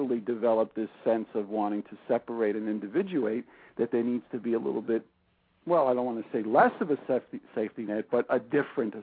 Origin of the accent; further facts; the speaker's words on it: New York City, New York, United States; growing up in Brooklyn